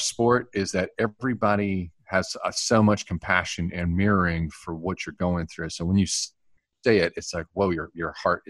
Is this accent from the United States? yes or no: yes; North Carolina, United States; I grew up in North Carolina